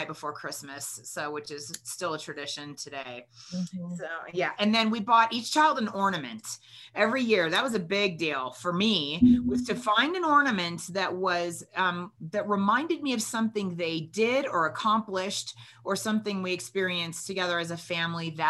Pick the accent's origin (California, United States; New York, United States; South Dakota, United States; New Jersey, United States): California, United States; growing up in California